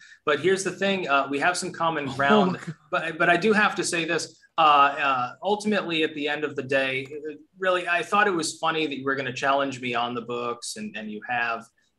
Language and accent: English; United States; now in Netherlands; I'm an American.